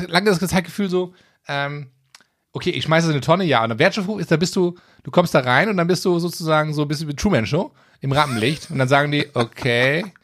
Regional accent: Gelsenkirchen, North Rhine-Westphalia, Germany; ich komme aus Gelsenkirchen auch

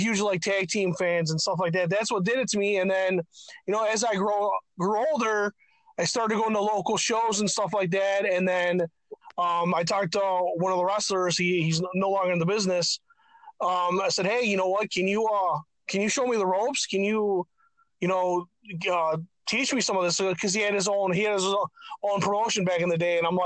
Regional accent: Mayfield Heights, Ohio, United States; also born or lived in Old Brooklyn, Ohio; I grew up in Mayfield Heights, Ohio

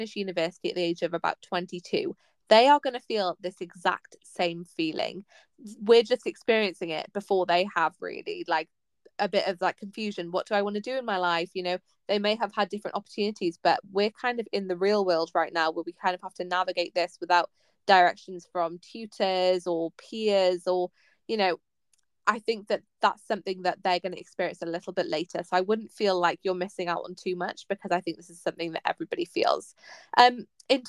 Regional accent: Pembrokeshire, Wales, United Kingdom; I grew up in Pembrokeshire

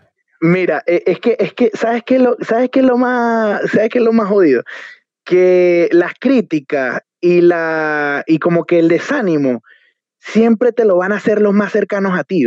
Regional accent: Barquisimeto, Lara, Venezuela; moved away as an adult; now in Chile; nosotros como venezolanos

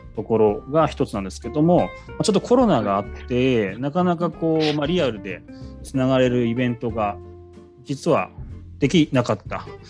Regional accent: Kamiichi, Toyama, Japan; now in Tokyo, Japan; あの私も上市出たいなって思ってる時期もあって、まあ、上京したっていう経緯もあるんですけどやっぱりどっかこう上市のことが心にあって

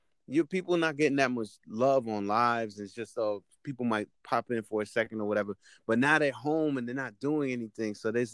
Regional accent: Peekskill, New York, United States; I'm from Westchester, Peekskill

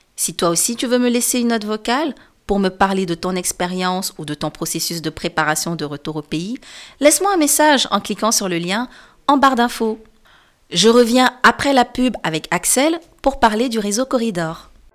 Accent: Senegal; moved away as an adult; now in Quebec, Canada; J'ai quitté le Sénégal, je suis arrivée au Québec

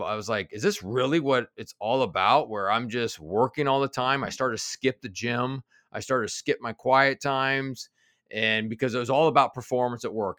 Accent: Kansas City, Missouri, United States; also born or lived in Denver; now in Cincinnati, United States; I was born in Denver, but I grew up in Kansas City, and, and actually now I live in Cincinnati.

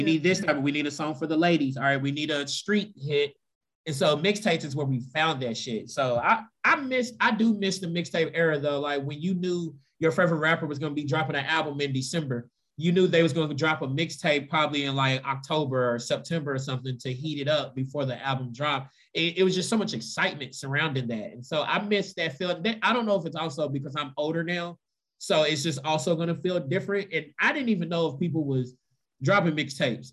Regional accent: Louisville, Kentucky, United States; growing up in Louisville

